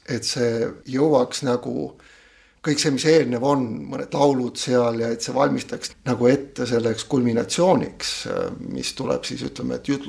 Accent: Kohila, Rapla County, Estonia; also born or lived in Pärnu; now in Viljandi, Estonia; mina sündisin pastori peres Pärnu metodisti koguduse keskel, sealt kolisime Kohilasse, usule tulin Kohila baptisti koguduses

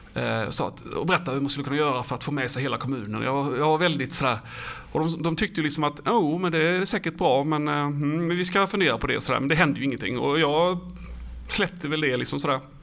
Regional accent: Falkenberg, Halland County, Sweden; jag är ju från Falkenberg

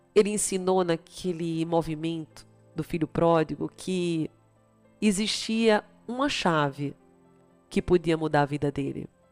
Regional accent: Recife, Pernambuco, Brazil; moved away; also born or lived in Campinas / São Paulo; eu sou de Recife

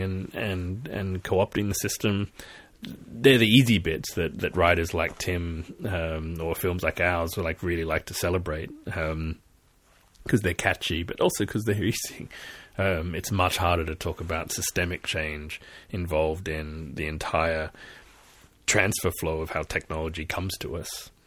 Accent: Australia; moved away; I'm Australian originally, and from here I seeing my country burn

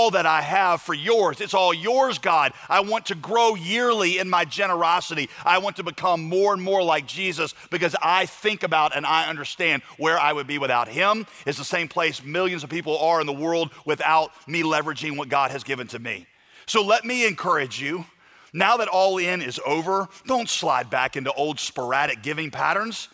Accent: United States; I'm an American through and through

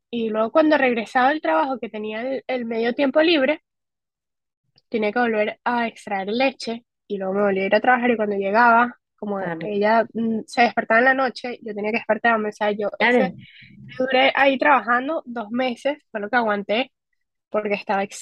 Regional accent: Spain; Yo soy española, y dije, pues me voy para España. Allá tengo seguridad social, tengo eh, trabajo legal

